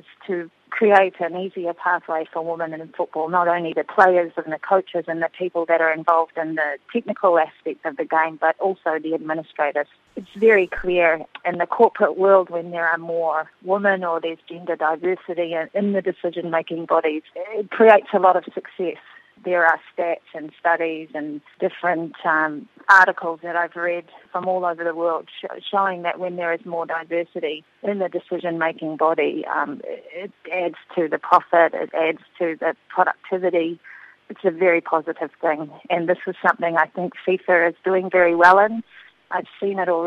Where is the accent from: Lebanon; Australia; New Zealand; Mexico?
New Zealand; Auckland; I grew up in West Auckland and I played my football there and also through high school